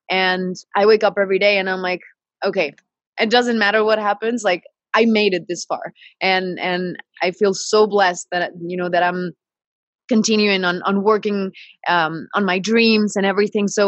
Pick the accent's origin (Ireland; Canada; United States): Canada; British Columbia; also born or lived in Mexico City; and I was born in Mexico City, but I was raised in Canada, the British Columbia side. So I've been all over.